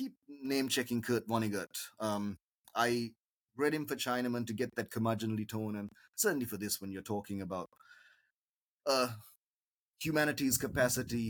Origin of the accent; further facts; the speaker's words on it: Sri Lanka; as a Sri Lankan writer